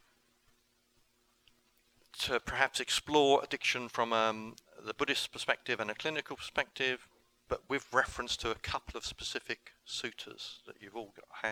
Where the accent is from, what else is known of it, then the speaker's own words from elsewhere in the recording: England, United Kingdom; I went home to England, and that was October. In November 2009, I started a recovery group in my hometown